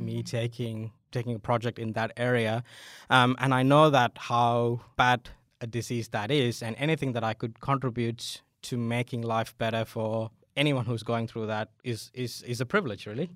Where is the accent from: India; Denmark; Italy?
India; moved away as an adult; also born or lived in Adelaide, Australia; now in Australia; I'm originally from India